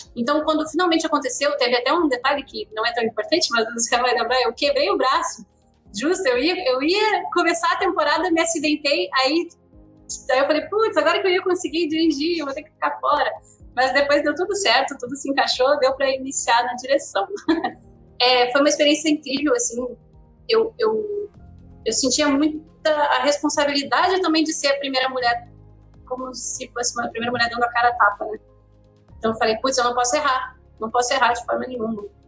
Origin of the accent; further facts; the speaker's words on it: Rio Grande do Sul, Brazil; moved away as an adult; now in Rio de Janeiro, Brazil; sou do Rio Grande do Sul, eu vim morar no Rio de Janeiro para trabalhar com animação